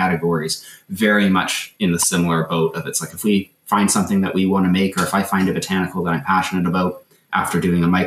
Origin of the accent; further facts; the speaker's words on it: Canada; as a Canadian, kind of growing up with, the Canadian folklore